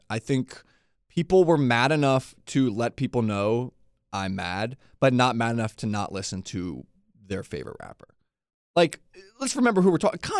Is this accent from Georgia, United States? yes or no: yes; Atlanta, Georgia, United States; moved away; also born or lived in Leesburg; I grew up in Atlanta before Leesburg.